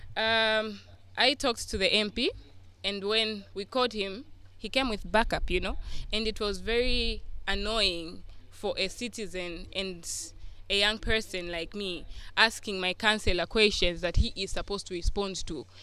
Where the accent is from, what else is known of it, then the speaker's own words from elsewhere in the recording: Lusaka, Lusaka Province, Zambia; I'm from Lusaka.